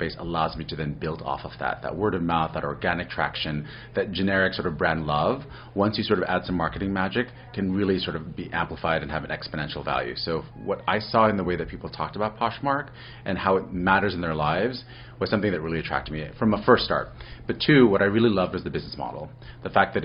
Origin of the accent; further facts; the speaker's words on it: New York City, New York, United States; I'm originally from New York City